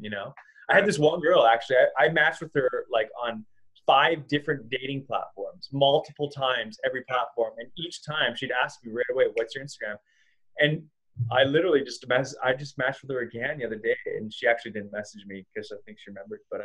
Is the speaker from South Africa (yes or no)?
no; Vancouver, British Columbia, Canada; moved away as an adult; also born or lived in Los Angeles / Costa Rica; I'm from Vancouver. We're both from this area.